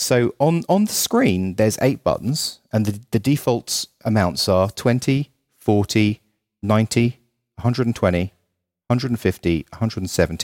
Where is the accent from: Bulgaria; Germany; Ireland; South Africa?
Ireland; also born or lived in England; now in United States; And I'm from Ireland and England, but having spent 3 years in America, I really appreciate America so much more now after going back to those countries in the cold winter.